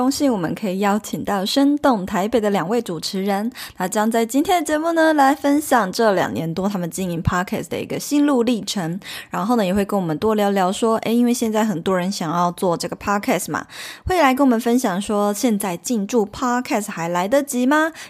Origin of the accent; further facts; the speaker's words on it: Taipei, Taiwan; 嗯哼，我也是土生土长的台北人，北部人，